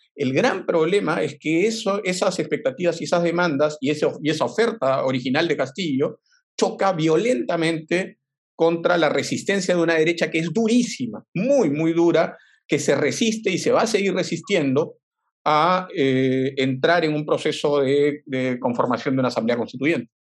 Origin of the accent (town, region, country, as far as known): Peru